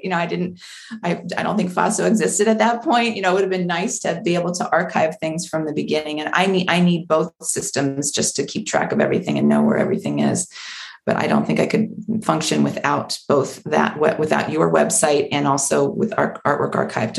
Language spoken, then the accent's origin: English; Maryland, United States; I grew up in Maryland, not on the shore, but close enough that we would spend all of our family vacations at the beach